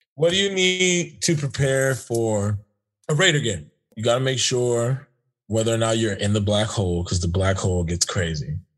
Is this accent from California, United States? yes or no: yes; Los Angeles, California, United States; I'm from Los Angeles